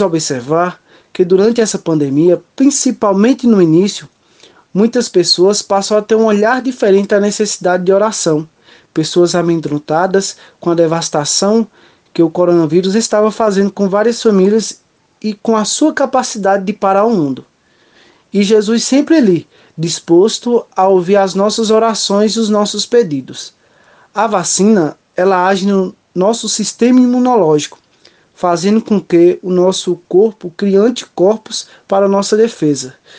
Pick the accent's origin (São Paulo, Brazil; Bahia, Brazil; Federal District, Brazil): Bahia, Brazil; Brotas de Macaúbas; sou natural de Cocal, do município de Brotas de Macaúbas, no interior baiano